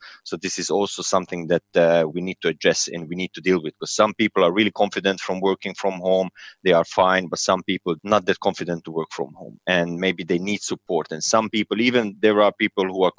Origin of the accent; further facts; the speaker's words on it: Serbia; moved away as an adult; now in London, United Kingdom; Originally, I'm from Serbia, but I'm Hungarian